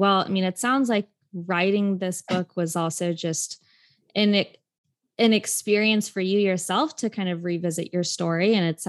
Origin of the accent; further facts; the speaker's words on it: India; I'm an Indian woman myself